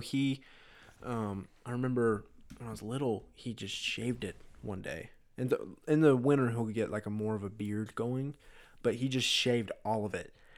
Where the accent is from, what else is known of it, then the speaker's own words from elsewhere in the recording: Anderson, United States; I was born in Anderson, and we lived in this little house, n, literally like a two mile walk from here